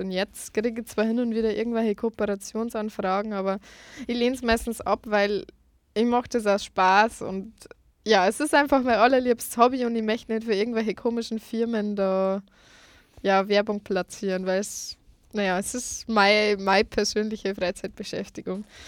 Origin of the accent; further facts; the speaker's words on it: Lower Bavaria, Germany; moved away as an adult; now in Vienna, Austria; eigentlich bin ich aus Niederbayern. Ähm, ich bin erst seit Oktober 2015 in Wien